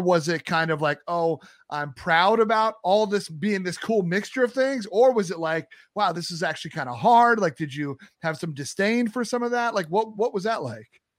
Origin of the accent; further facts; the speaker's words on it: Long Island, New York, United States; also born or lived in North Carolina; I grew up on Long Island and then lived a bunch of years in the city and in Brooklyn myself